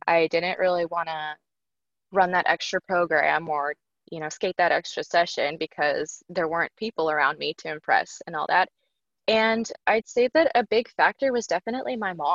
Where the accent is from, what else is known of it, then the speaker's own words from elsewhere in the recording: San Diego, California, United States; I started skating in San Diego. That's where I was born. That's my hometown. Represent sunny San Diego